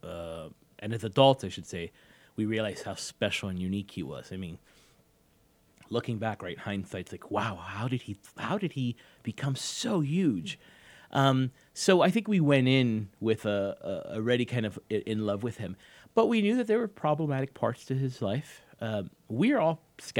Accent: Miami, Florida, United States; I grew up in Miami, where I still live.

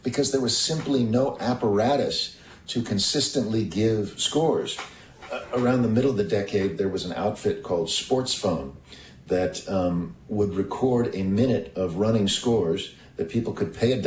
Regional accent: Kansas City, Missouri, United States; growing up in Kansas City

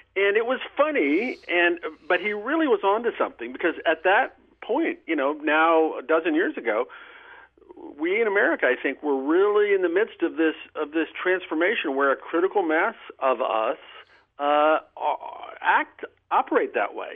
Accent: Nebraska, United States; the religious people I grew up with in Nebraska

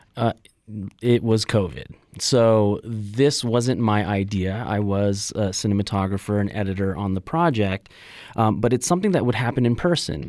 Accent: Los Angeles, California, United States; moved away as an adult; now in Las Vegas, United States; I was born in Los Angeles, and, you know, I, I think it was an interesting place to grow up, uh, in elementary school

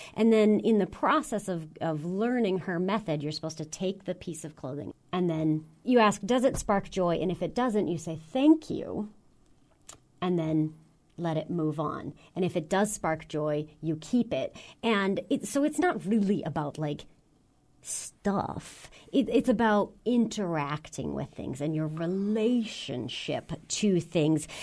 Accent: United States; As an American

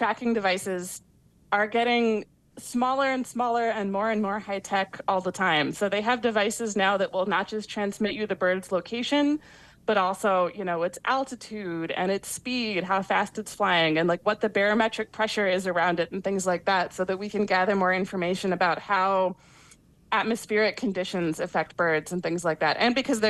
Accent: Ohio, United States; I grew up in Ohio

